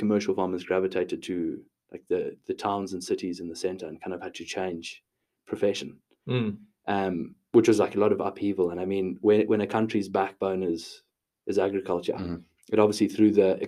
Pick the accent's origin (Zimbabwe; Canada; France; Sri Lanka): Zimbabwe; moved away as an adult; now in Dublin, Ireland; I grew up in a small town about 400 kilometers north of Harare in Zimbabwe.